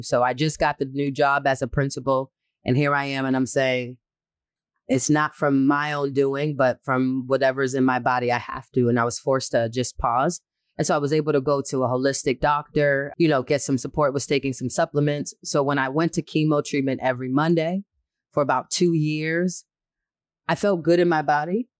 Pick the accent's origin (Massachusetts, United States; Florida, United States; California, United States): Massachusetts, United States; Boston; I'm born and raised in Boston